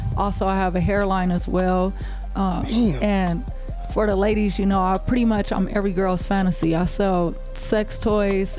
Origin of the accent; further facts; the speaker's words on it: Los Angeles, California, United States; also born or lived in Compton; I grew up in Compton, I grew up in South Central, I went to Crenshaw High